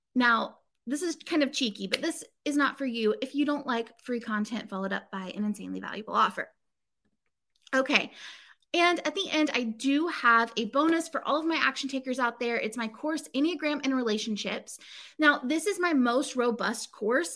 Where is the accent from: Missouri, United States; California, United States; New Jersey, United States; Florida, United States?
Florida, United States; Inverness; moved away; also born or lived in Chicago; I grew up, or I lived for several years as a kid, um, in this place called Inverness, Florida